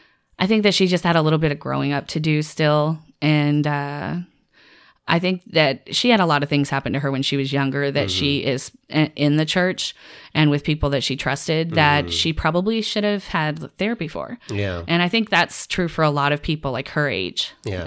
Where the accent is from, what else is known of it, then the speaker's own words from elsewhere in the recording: the South, United States; I grew up in the South and very religious, like background, like Southern Baptist.